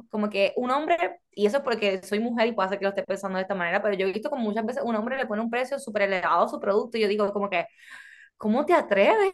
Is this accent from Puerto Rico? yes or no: yes; Puerto Rico; now in United States; ambas somos puertorriqueñas, pero mi familia es extranjera